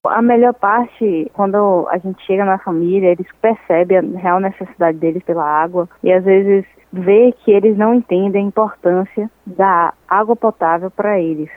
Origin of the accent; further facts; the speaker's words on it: Salvador, Bahia, Brazil; eu ser nascida e criada em Salvador